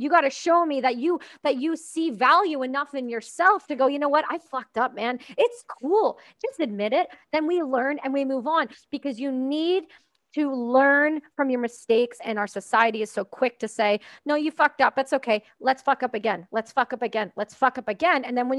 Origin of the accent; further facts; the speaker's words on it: Canada; I know, I'm Canadian.